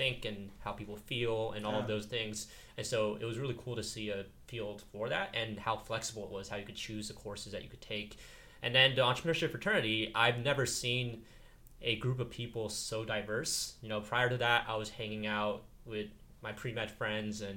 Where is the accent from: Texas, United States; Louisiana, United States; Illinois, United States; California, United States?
California, United States; Silicon Valley; I grew up in Silicon Valley